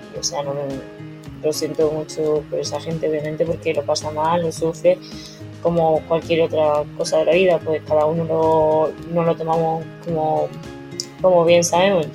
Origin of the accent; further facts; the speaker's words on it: Mérida, Extremadura, Spain; moved away as an adult; also born or lived in China; now in Madrid, Spain; mis padres vivían donde he crecido, en, Mérida, y donde comencé a nadar a los 7 años